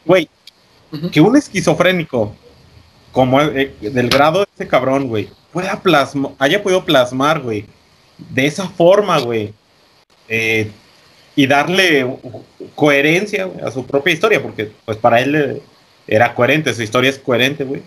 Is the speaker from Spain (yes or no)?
no; Mexico; como mexicanos y, buenos guadalupanos